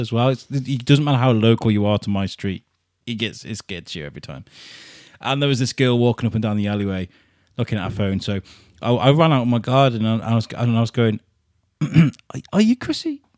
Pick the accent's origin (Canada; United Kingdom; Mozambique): United Kingdom; Wrexham, Wales; moved away as an adult; also born or lived in Telford; now in Shrewsbury, United Kingdom; Wrexham where I grew up in my teenage years.